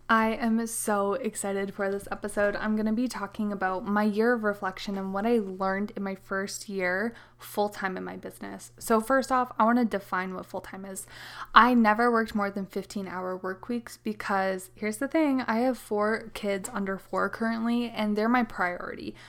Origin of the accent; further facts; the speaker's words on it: Canada; I am the Canadian mama to four little kiddos